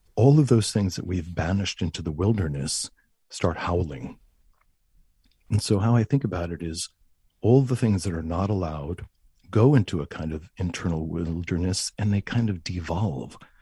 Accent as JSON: {"language": "English", "town": "Huntington", "region": "New York", "country": "United States", "tie": "born or raised there", "said": "the school system in Long Island, where I was raised, I was raised in Huntington"}